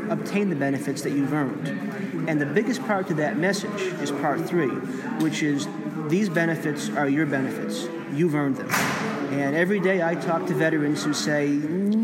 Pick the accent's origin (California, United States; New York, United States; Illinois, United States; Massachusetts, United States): New York, United States; Plattsburgh; I'm from Plattsburgh, New York